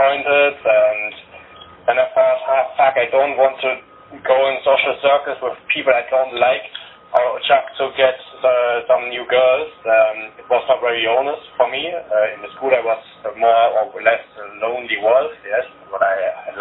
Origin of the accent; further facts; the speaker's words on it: Germany; English is a second language; I was born here in Germany. I cannot speak Bulgarian.